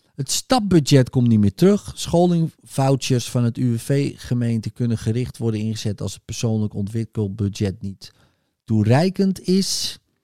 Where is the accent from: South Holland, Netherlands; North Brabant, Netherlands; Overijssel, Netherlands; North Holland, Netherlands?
North Holland, Netherlands; ik kom uit Noord-Holland, kunt u horen.